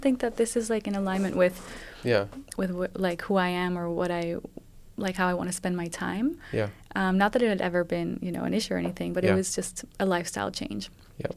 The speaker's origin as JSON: {"language": "English", "town": "Madrid", "region": "Community of Madrid", "country": "Spain", "tie": "born or raised there", "also_born_or_lived": "London, United Kingdom", "moved": "as an adult", "said": "so I grew up mostly in Spain. In Madrid, I went to an international school"}